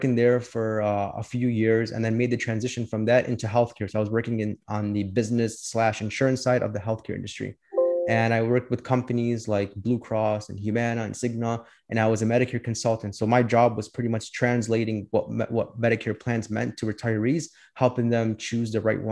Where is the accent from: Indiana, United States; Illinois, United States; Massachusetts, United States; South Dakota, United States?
Illinois, United States; Chicago; I was born and raised here in Chicago. I lived here my whole life